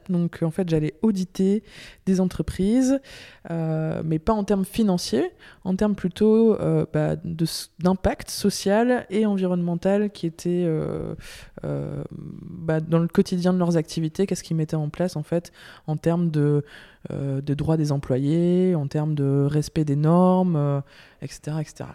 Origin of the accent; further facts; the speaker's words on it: Lille, Hauts-de-France, France; moved away as an adult; now in Belgium; je viens de Lille, du nord de la France